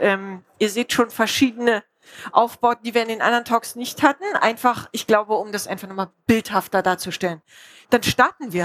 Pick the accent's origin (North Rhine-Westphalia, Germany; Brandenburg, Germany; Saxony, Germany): Brandenburg, Germany; Spreewald; ich komme aus dem Spreewald